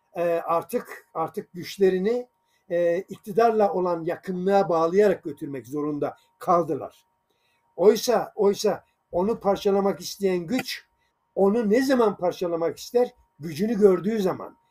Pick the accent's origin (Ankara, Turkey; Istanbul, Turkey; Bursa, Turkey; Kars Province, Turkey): Kars Province, Turkey; Sarıkamış; moved away; also born or lived in Sungurlu, Çorum, Turkey; aslında Karslıyım ben Sarıkamış'ta ama Çorum, Sungurlu civarında e, yaşadığımız bir şeydir.